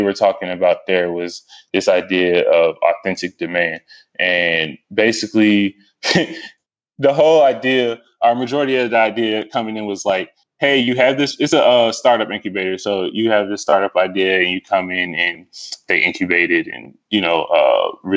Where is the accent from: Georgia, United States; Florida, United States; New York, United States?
Georgia, United States; Stone Mountain; also born or lived in Lithonia, Georgia / Snellville, Georgia / Atlanta, Georgia; I was born and raised in Stone Mountain